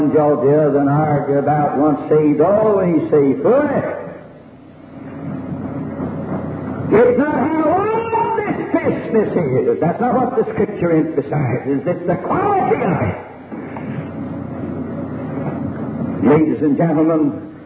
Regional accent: Winston-Salem, North Carolina, United States; in my hometown, Winston-Salem

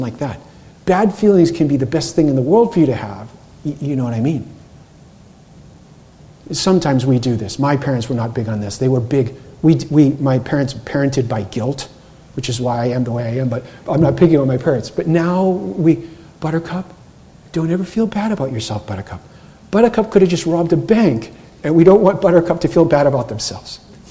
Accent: Cape Cod, Massachusetts, United States; I grew up on Cape Cod

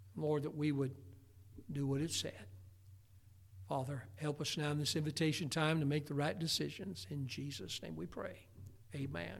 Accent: United States; I was born in America.

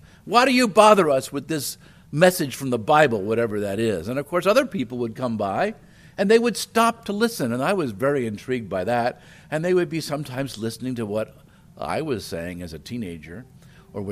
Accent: New Jersey, United States; also born or lived in Ohio; now in Chattanooga, United States; I grew up in South Jersey. That's New Jersey, near Philadelphia.

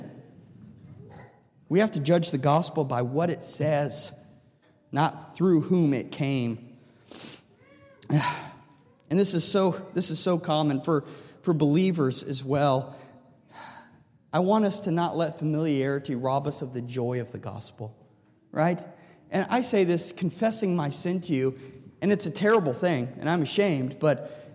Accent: Delphos, Ohio, United States; when I was growing up in Delphus, Ohio.

